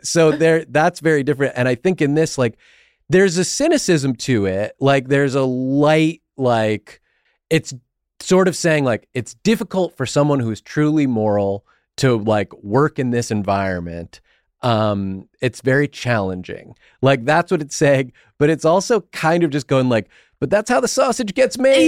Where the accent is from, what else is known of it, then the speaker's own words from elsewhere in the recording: New England, United States; I grew up in New England